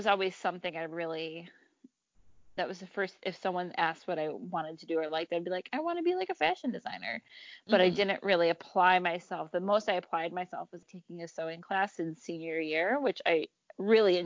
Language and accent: English; Howell, Michigan, United States; moved away as an adult; also born or lived in Detroit, Michigan; now in Chicago, United States; where I grew up in Howell